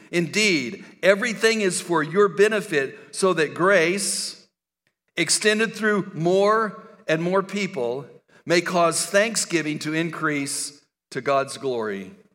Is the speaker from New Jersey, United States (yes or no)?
no; El Paso, Texas, United States; I grew up in West Texas and El Paso